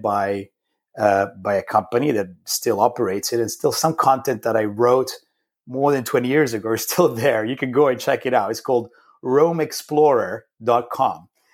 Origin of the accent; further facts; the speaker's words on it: Rome, Lazio, Italy; moved away; I grew up in Rome, in Italy